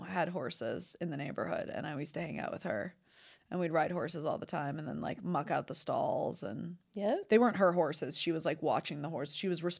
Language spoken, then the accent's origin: English; Detroit, Michigan, United States; So I'm from Detroit. So it's like I had these like two parts where it's like Detroit. Yeah. I was like, I grew up at, you know, 13 Mile Road. So I'm very, very close to Detroit.